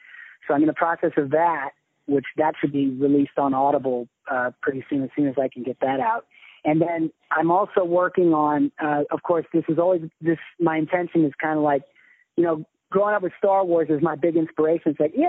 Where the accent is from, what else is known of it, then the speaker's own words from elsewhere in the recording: Hawaii, United States; And I grew up in Hawaii, yeah. So there's a specific way that they talk in Hawaii that called Pidgin English, which apparently is not so much anymore. But when I was a kid there, it was big.